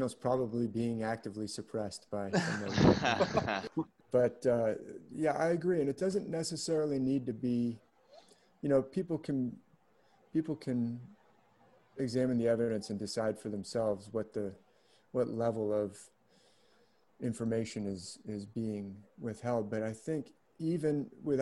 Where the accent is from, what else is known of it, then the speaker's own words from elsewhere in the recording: San Francisco, California, United States; also born or lived in San Mateo; when I was growing up in San Francisco, they had them in like the Golden Gate Park.